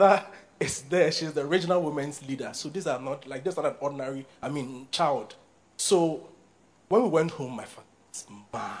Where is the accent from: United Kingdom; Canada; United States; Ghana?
Ghana; So I was born in Borga, and I grew up in Borga.